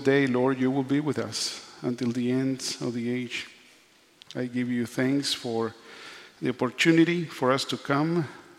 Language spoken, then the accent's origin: English; Nicaragua; also born or lived in Canada; now in United States; I was born in Nicaragua. If you see the map of Latin America, I'm right in the middle, border with Costa Rica and Honduras. So if you have ever done mission in those areas, I'm from there